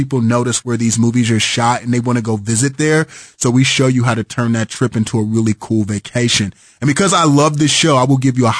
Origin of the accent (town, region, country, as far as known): Kansas City, Missouri, United States; born or raised there